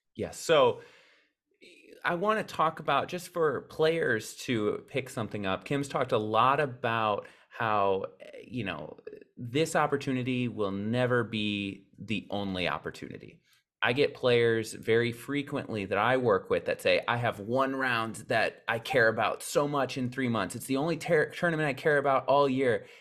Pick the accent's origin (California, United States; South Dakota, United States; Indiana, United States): South Dakota, United States; we are both from South Dakota